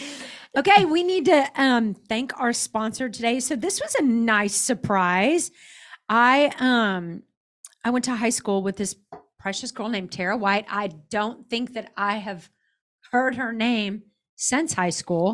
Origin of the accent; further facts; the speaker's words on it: Dallas, Texas, United States; I'm already a Mormon from, or was a Mormon from Dallas.